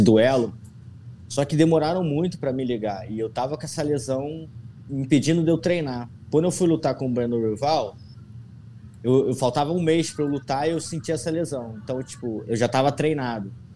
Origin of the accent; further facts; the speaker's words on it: interior of Rio de Janeiro state, Brazil; moved away as an adult; now in Florida, United States; Eu venho do, de uma cidade do interior do Rio, que é sol o tempo todo, praia